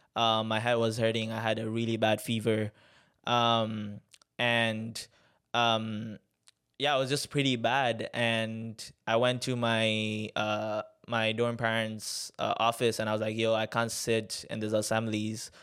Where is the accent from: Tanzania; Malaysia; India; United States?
Tanzania; I'm from Tanzania. Um, born and raised there